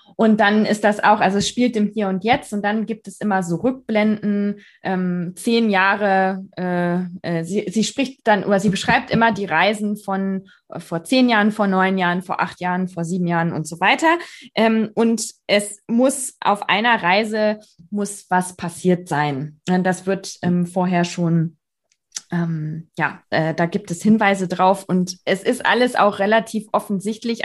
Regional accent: Bavaria, Germany; bei uns in Bayern

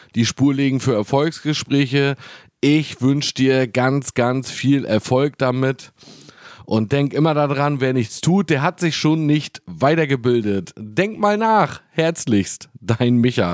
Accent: Wismar, Mecklenburg-Vorpommern, Germany; also born or lived in Hamburg; hier bei uns in Wismar

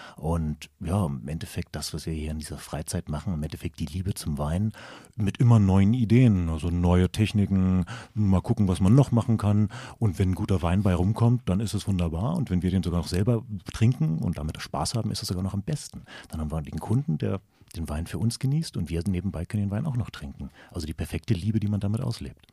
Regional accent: Berlin, Germany; Wir kommen halt beide aus Berlin

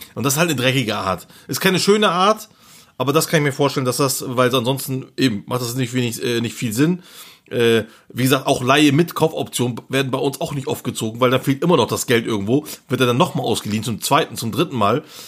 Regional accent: Turkey; hier bei uns in der Türkei

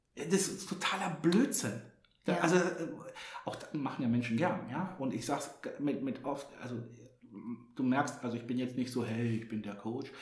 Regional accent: Hamburg, Germany; Als Hamburger

